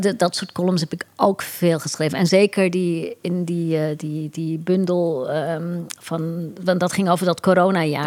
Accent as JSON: {"language": "Dutch", "country": "Curaçao", "tie": "born or raised there", "said": "Ik groeide op op Curaçao"}